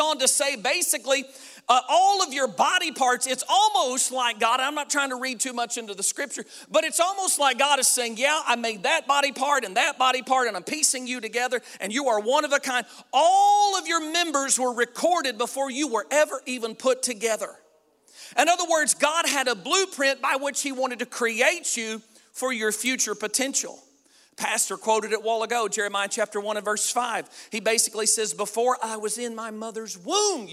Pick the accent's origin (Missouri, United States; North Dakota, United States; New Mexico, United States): Missouri, United States; Southeast; I'm from Southeast Missouri.